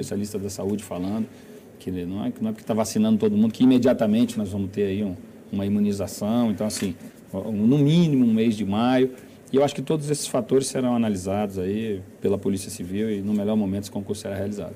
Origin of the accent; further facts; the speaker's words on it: Brasília, Federal District, Brazil; como brasiliense também, né, como morador dessa cidade